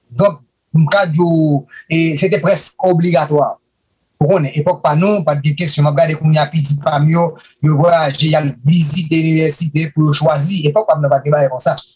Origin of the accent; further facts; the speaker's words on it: Haiti; moved away as an adult; also born or lived in Mexico City; now in Mexico; Mwen sot Haiti teke pwede tepok sa 7 milyon, prè du milyon d'abitant.